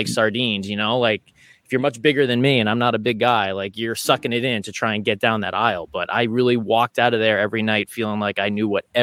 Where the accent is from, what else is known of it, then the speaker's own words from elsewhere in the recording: United States; I grew up an hour outside Manhattan